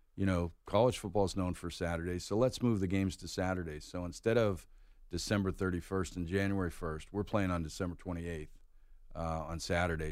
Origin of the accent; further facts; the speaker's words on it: Pittsburgh, Pennsylvania, United States; moved away as an adult; also born or lived in North Carolina; now in Atlanta, United States; I grew up in Pittsburgh, and you know, growing up, everything was the Steelers